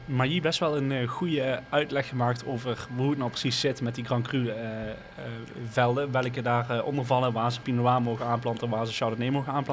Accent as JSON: {"language": "Dutch", "town": "IJsselstein", "region": "Limburg", "country": "Netherlands", "said": "ik kom uit IJsselstein, niet hier bij Utrecht, maar er is ook een klein dorpje in Noord-Limburg"}